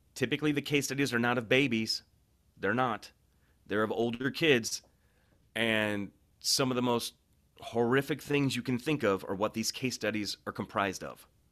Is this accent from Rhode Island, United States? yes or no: no; St. Louis, Missouri, United States; I was born in Saint Louis